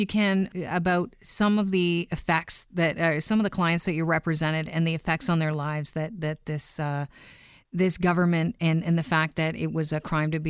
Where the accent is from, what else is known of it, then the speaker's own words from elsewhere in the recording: Canada; as a Canadian who was not born when it was a crime